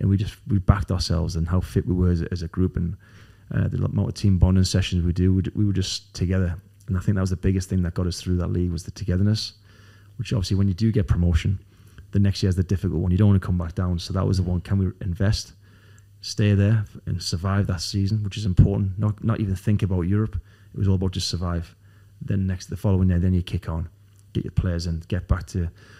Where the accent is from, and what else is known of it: Newcastle upon Tyne, North East England, United Kingdom; born or raised there